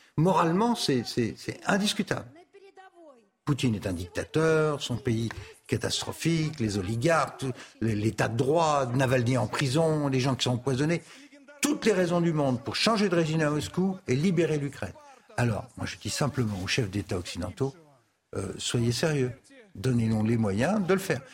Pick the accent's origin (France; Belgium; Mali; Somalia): France; nous on est Français